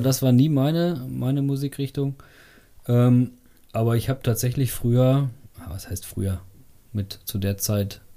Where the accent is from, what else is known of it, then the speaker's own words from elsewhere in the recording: Bad Fredeburg, North Rhine-Westphalia, Germany; also born or lived in Meschede; ich komme äh, tatsächlich aus Bad Fredeburg. Bin ähm, hier zwar nicht geboren, aber aufgewachsen